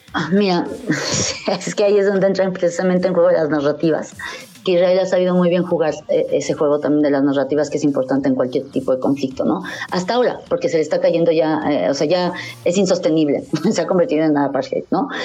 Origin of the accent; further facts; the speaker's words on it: Mexico; como mexicanos cristianos, que aunque no practiquemos, pues bueno, nacimos cristianos